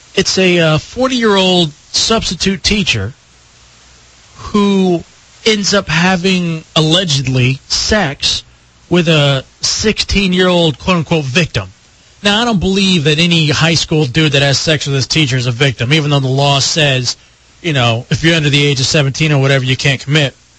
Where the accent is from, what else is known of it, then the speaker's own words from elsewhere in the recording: Dallas, Texas, United States; I played on this uh, baseball team when I was growing up in Dallas